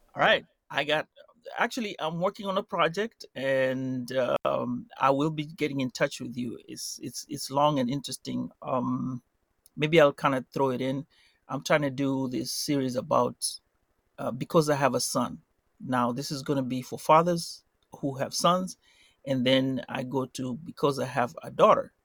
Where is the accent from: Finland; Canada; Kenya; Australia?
Kenya; Mombasa, Mombasa County; now in United States; I'm from Mombasa and it's hot